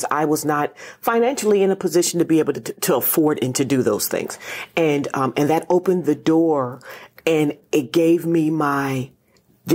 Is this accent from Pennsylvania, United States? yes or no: yes; Reading, Pennsylvania, United States; now in Washington, D.C., United States; I'm from Reading, Pennsylvania